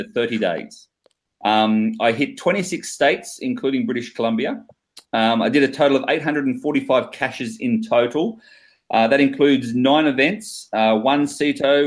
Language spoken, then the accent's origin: English; near Wollongong, New South Wales, Australia; In my hometown near Wollongong, and it's called the Gong